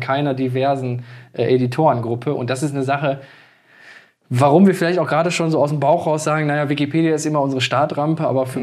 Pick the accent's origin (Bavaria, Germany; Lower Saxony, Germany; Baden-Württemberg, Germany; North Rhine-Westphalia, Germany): North Rhine-Westphalia, Germany; Moers; born or raised there